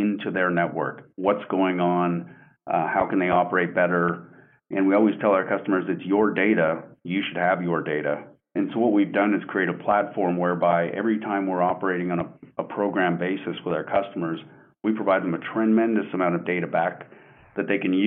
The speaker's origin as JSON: {"language": "English", "country": "Canada", "tie": "born or raised there", "moved": "as an adult", "lives_now": "Coppell, United States", "said": "I am Canadian born and raised. I've been in the U.S. now for 20, going on 26 years."}